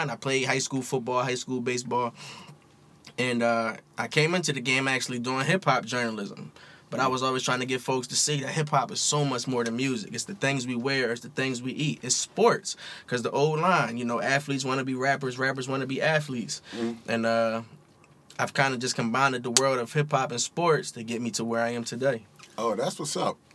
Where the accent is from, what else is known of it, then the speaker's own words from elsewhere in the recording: Philadelphia, Pennsylvania, United States; also born or lived in Hawaii; I'm from Philly. I grew up in the Philly area